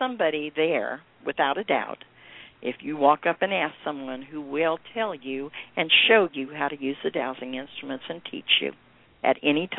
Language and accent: English; California, United States; moved away; I grew up in California, and Santa Cruz was my sneakaway place. When we were kids, we used to go over the hill from Walnut Creek and Concord and have fun.